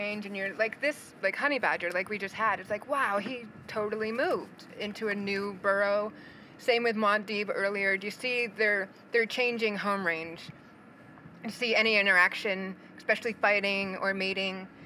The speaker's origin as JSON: {"language": "English", "region": "New England", "country": "United States", "tie": "born or raised there", "said": "I grew up in New England"}